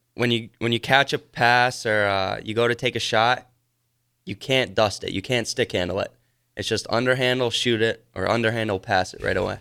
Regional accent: Wisconsin, United States; I'm from Wisconsin

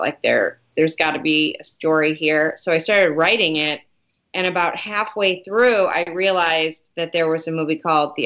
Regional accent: Detroit, Michigan, United States; moved away

